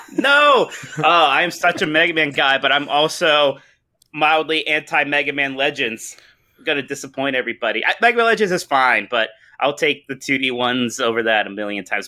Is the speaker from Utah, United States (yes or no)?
no; Youngstown, Ohio, United States; I've gotten to stay in my hometown at, uh, in Youngstown, Ohio the entire time where I still am right now